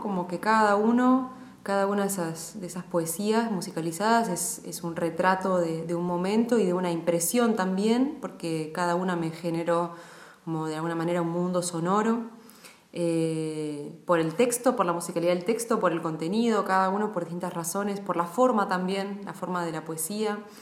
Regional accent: Mar del Plata, Buenos Aires Province, Argentina; había, por lo menos, una familia más de San Sanjurjos en Mar del Plata, de donde soy yo.

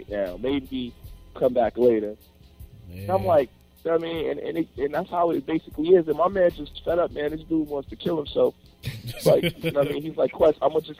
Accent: New York, United States; I'm from New York

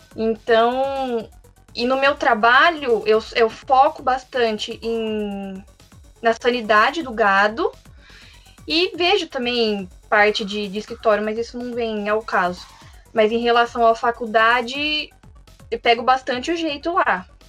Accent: Carlos Barbosa, Rio Grande do Sul, Brazil; now in São Paulo, Brazil; eu sou do Rio Grande do Sul, né? Nasci em Carlos Barbosa

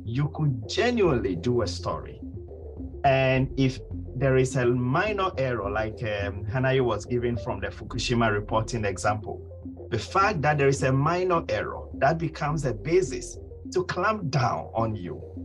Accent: Ghana; my home country, Ghana, hasn't been doing too well

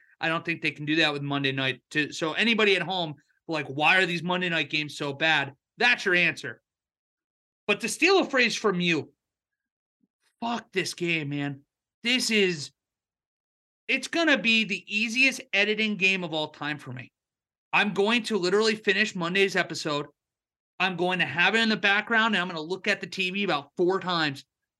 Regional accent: Pittsburgh, Pennsylvania, United States; I'm going to roll with my hometown team. I'm going to roll with the Steelers.

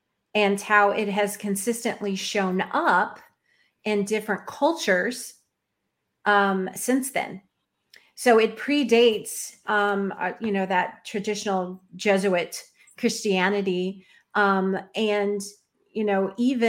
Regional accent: Florida, United States; And I'm from here. I was born in Florida.

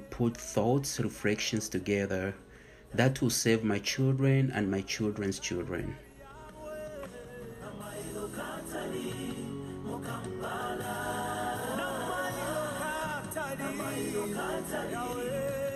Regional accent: Mufulira, Copperbelt Province, Zambia; moved away as an adult; also born or lived in South Africa; now in Flossmoor, United States; I was born in Mufulira, Zambia. I lived in the mining township there. And my father worked in the mines as a nurse

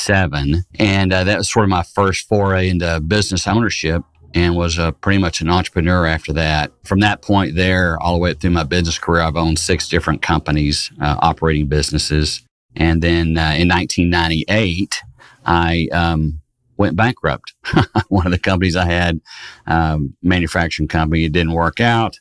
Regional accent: Fort Worth, Texas, United States; I was born and raised in the Dallas-Fort Worth area, in Fort Worth specifically

